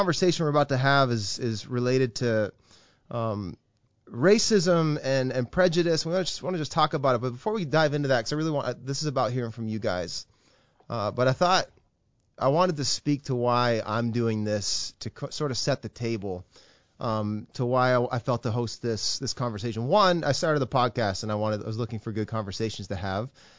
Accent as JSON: {"language": "English", "town": "Fredericton", "region": "New Brunswick", "country": "Canada", "tie": "born or raised there", "also_born_or_lived": "Saint John, New Brunswick", "said": "I grew up in Fredericton, New Brunswick"}